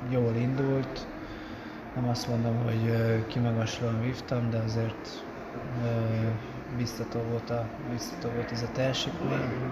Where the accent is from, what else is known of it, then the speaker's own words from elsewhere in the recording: Hungary; örültem, hogy mégis a legjobb magyar, magyarként negyedik helyen bejöttem